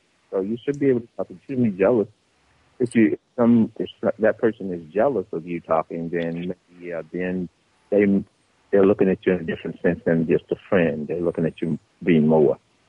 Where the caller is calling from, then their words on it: Atlanta, Georgia, United States; I'm calling you from Atlanta, Georgia.